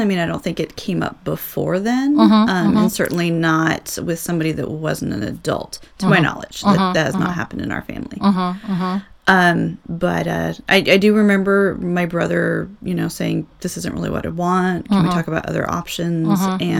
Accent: Southern California, United States; also born or lived in Virginia / Ohio / Youngstown, Ohio; now in Indiana, United States; I'm actually not originally from Ohio. Okay. I was born in Southern California. Oh, I spent the majority of my childhood, adolescence in California.

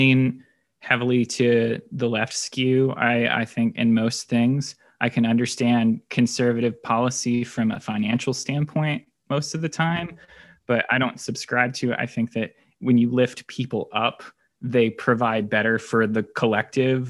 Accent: Indianapolis, Indiana, United States; also born or lived in Boone County, Indiana; I am a lifelong Hoosier. I was born in Indianapolis, and we live in Boone County

